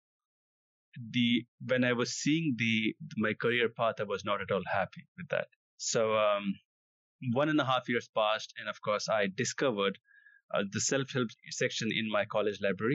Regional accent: India; I come from India.

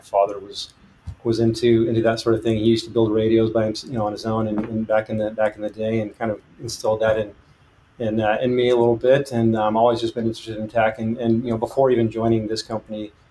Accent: San Diego, California, United States; also born or lived in Mexico City, Mexico; now in Petaluma, United States; I was partially raised in San Diego. I'm actually originally from Mexico City, born there. Spent a few years there, spent some time in San Diego.

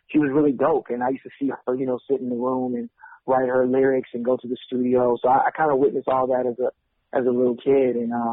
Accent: Richmond, California, United States; Yeah, it's about you know it's close to Berkeley, Oakland, not too far from San Francisco, that area.

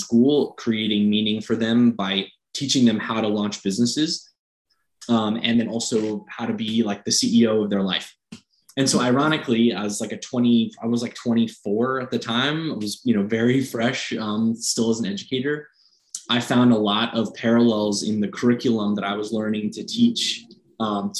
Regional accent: Fairfax, Virginia, United States; where I grew up in Northern Virginia, Fairfax

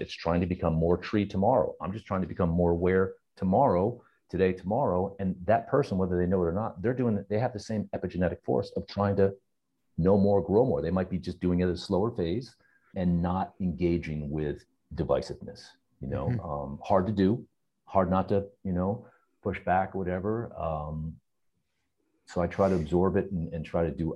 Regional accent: New Jersey, United States; He raised us in Jersey

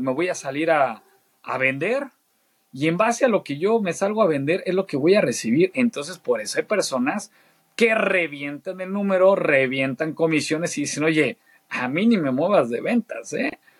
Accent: Mexico; also born or lived in Argentina / Saltillo / Querétaro; siendo mexicano, la verdad es que nos aprecian mucho Argentina

